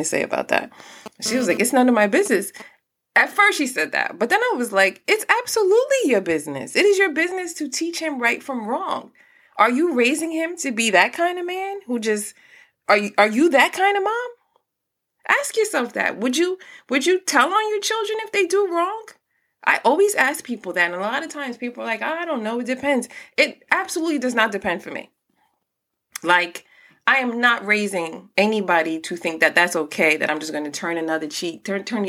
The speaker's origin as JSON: {"language": "English", "town": "New York City", "region": "New York", "country": "United States", "tie": "born or raised there", "also_born_or_lived": "Newark", "said": "I'm from Brooklyn. I've lived in Newark. Like, the streets also raised me a lot"}